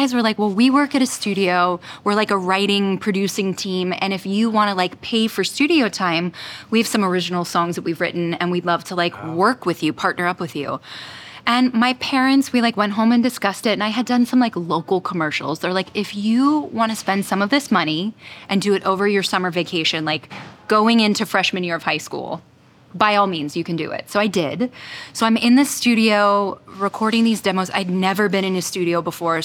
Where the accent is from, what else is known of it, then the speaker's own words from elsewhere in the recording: Orlando, Florida, United States; I grew up in Orlando